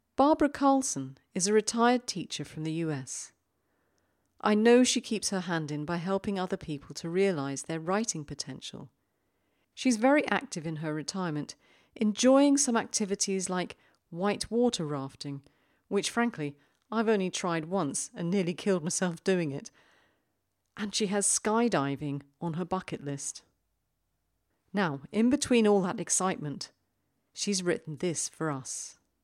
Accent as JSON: {"language": "English", "country": "United Kingdom", "said": "being British"}